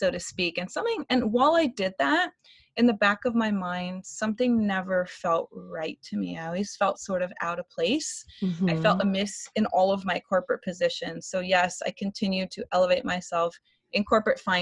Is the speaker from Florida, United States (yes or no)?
yes; Florida, United States; moved away as an adult; born and raised in Florida, which I actually just relocated back a month ago.